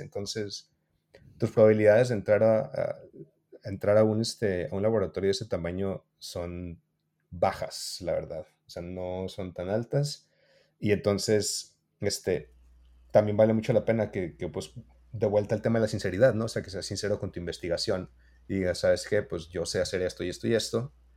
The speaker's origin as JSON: {"language": "Spanish", "country": "Mexico", "said": "somos de México"}